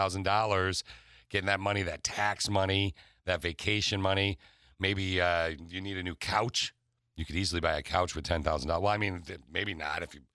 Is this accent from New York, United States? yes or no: no; Lansing, Michigan, United States; I grew up in Lansing.